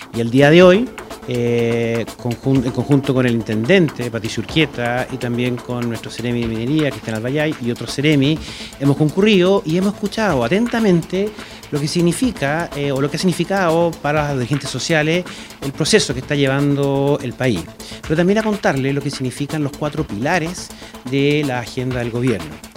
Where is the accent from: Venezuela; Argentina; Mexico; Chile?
Chile; como chilenos